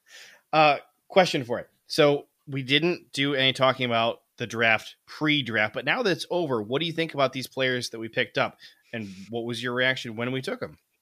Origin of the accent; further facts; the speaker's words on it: Ohio, United States; moved away; also born or lived in Michigan; I grew up in Ohio